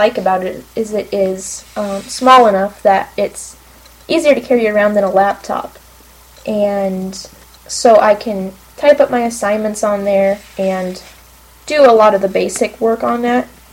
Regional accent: Blair, Nebraska, United States; I am from Blair, Nebraska, which is just about 20 minutes or so away from Omaha

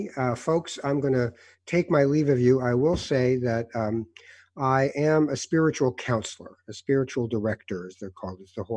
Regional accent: Canada; And as a Canadian, you're like, what's in it for you? What do you want?

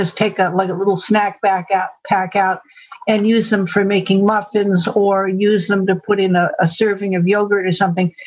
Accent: Syracuse and Buffalo area, New York, United States; now in about an hour and a half south of Albany, United States; I grew up there

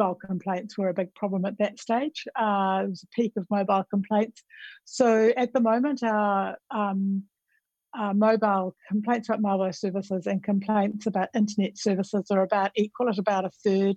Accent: New Zealand; moved away as an adult; now in Australia; I'm from New Zealand

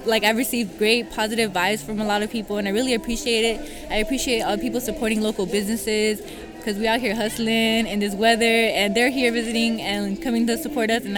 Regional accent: Oakland, California, United States; I'm from Oakland. I'm from Oakland, California

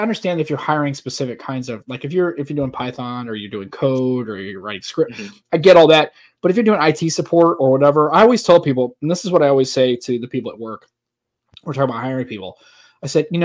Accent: St. Louis, Missouri, United States; in St. Louis. Been here my whole life. Raised in St. Louis

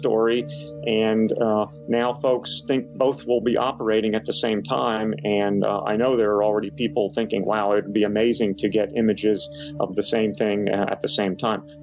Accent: Camp Hill, Pennsylvania, United States; I grew up in Camp Hill.

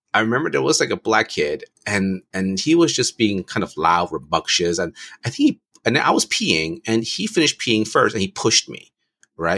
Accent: United States; growing up in America

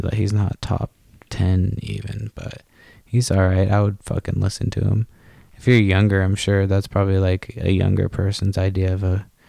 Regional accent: East Coast, United States; I grew up on the East Coast

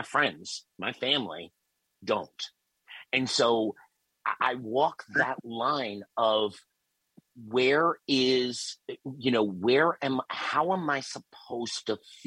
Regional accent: New York, United States; I grew up in New York

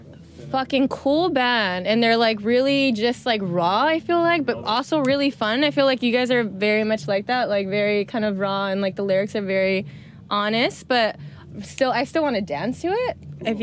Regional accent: United States; moved away as an adult; also born or lived in Australia; being American, living in Australia

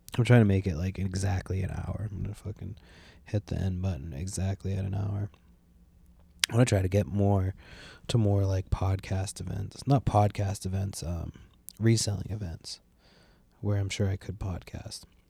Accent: San Francisco, California, United States; now in Washington State, United States; I was born in San Francisco

